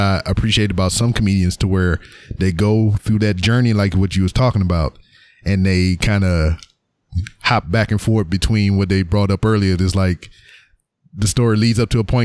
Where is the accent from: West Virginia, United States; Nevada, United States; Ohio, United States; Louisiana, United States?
Louisiana, United States; moved away as an adult; now in Houston, United States; I'm from Louisiana